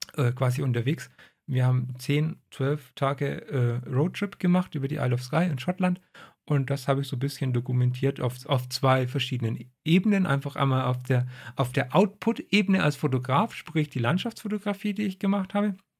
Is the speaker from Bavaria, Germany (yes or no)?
yes; Franconia, Bavaria, Germany; ich komme aus Franken.